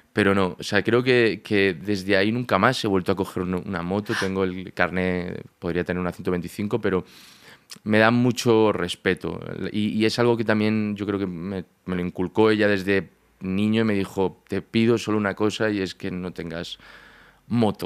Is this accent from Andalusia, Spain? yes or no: no; Barcelona, Catalonia, Spain; moved away as an adult; also born or lived in A Coruña, Galicia; now in Madrid, Spain; en Barcelona, que es donde yo me crié, de Galicia, nací en Coruña, pero a los cuatro años me fui a Barcelona, hasta, hasta los 18 que me vengo a Madrid